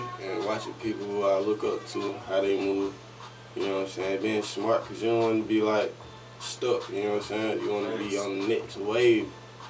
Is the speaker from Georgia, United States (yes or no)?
yes; Atlanta, Georgia, United States; I moved to the East Side when I was, like, 6, 7. But I grew up in Atlanta. Like, my family originally from Carver Homes, the West Side, like, Bankhead, Fifth Ward, shit like that, Lakewood, like, but my mom was, she from Miami